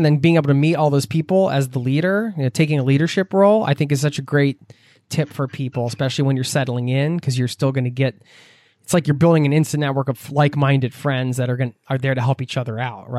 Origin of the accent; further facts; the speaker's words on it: United States; moved away as an adult; now in Norway; I know growing up in the States, I didn't really think of it as its own culture.